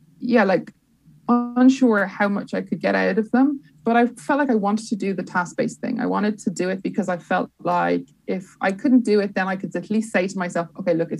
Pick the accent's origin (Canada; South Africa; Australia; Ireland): Ireland; Dublin, Leinster; also born or lived in London; now in Dublin, Ireland; I'm from Dublin, but I live in London